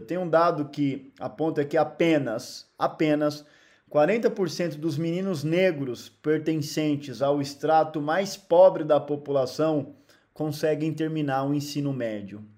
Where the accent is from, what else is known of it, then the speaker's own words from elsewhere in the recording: Guarulhos, São Paulo, Brazil; Eu nasci num barraco, numa favela em Guarulhos, São Paulo. Eu vivi meus primeiros anos de vida morando num barraco